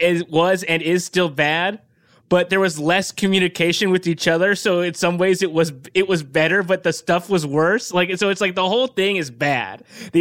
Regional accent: California, United States; I grew up Orange County adjacent.

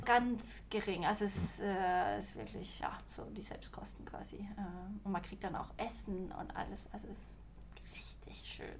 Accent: Sweden; also born or lived in Malmö / Stockholm; als Schwedin

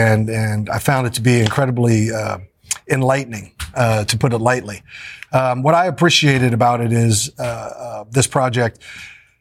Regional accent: Kansas City, United States; we're all from Kansas City, and we love our hometown

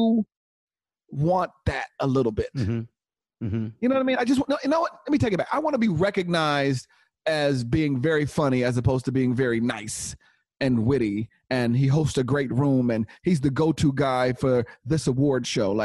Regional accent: Inglewood, California, United States; I'm from Inglewood

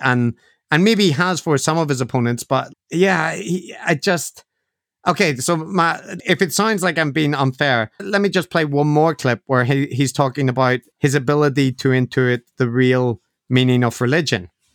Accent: Ireland; being Irish is a part of how I see myself

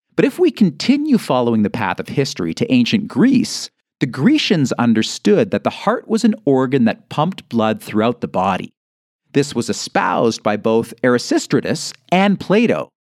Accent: Canada; I'm Canadian

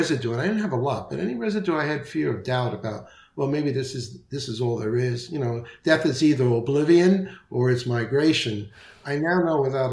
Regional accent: New York City, New York, United States; now in Naples, Florida, United States; I'm from the Bronx, so my diction may not be perfect

